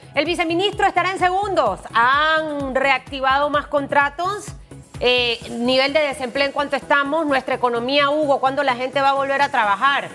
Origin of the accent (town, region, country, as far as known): Panama